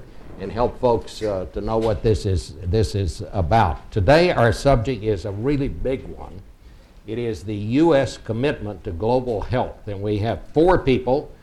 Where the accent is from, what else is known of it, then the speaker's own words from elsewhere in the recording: Fort Worth, Texas, United States; Fort Worth, which is the home of TCU and also my hometown